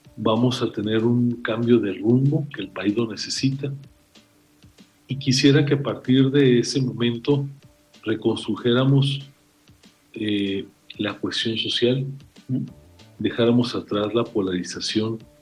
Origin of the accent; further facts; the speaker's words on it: Mexico; a mí como mexicano